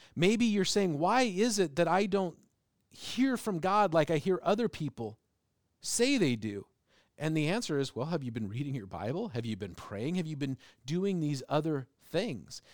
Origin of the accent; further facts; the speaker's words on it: United States; also born or lived in England; I was from America